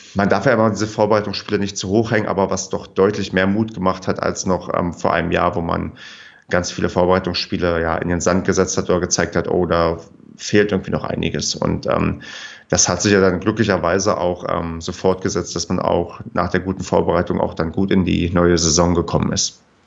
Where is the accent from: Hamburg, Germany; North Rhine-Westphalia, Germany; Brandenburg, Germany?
Brandenburg, Germany; moved away as an adult; also born or lived in Paderborn; Ich bin ähm, zugezogener Paderborner. Ich komme eigentlich aus Brandenburg, habe dann in Paderborn studiert